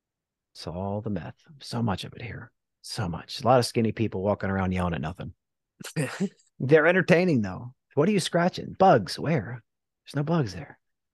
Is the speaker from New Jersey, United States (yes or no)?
yes; New Jersey, United States; now in Texas, United States; We're not good here in Texas. My home state, New Jersey's up there, baby.